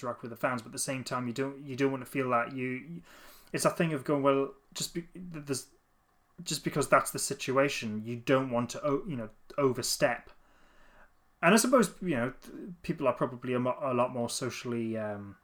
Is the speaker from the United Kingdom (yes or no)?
yes; Newcastle upon Tyne, North East England, United Kingdom; I'm from Newcastle as well